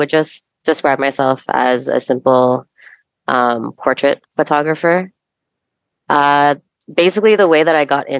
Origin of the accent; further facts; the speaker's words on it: Mississauga, Ontario, Canada; also born or lived in Bulacan, Philippines / Toronto; I'm originally from Philippines, Bulacan, which is just north of Manila. But I was raised in Mississauga